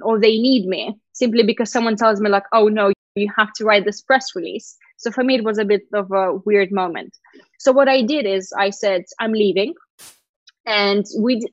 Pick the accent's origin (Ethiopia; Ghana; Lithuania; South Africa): Lithuania; first language Russian; English is a second language; moved away; also born or lived in Sochi, Russia / United Kingdom; I went to a Russian school, but we had to study Lithuanian from pretty much the first grade.